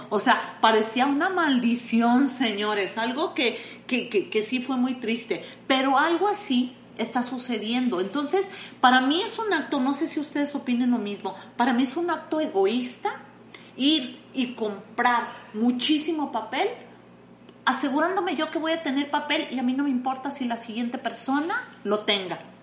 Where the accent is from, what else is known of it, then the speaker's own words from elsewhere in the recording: Mexico; somos mexicanos